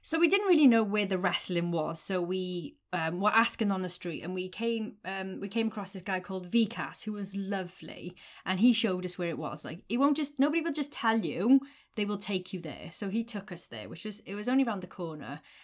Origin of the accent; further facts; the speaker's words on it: United Kingdom; we're British